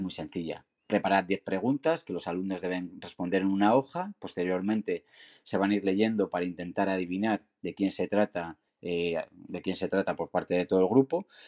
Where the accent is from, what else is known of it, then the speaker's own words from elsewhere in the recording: Segovia, Castile and León, Spain; now in Zaragoza, Spain; trabajo en el departamento de orientación en un instituto de la ciudad del Ebro y del Cierzo, aunque soy de Segovia.